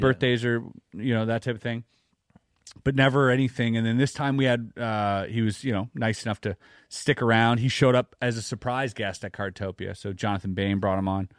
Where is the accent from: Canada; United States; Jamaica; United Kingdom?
Canada; as a Canadian